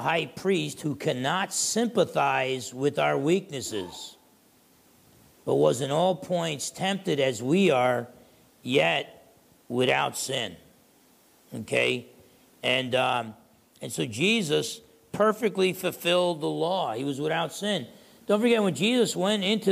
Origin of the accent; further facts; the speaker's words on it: United States; I'm an American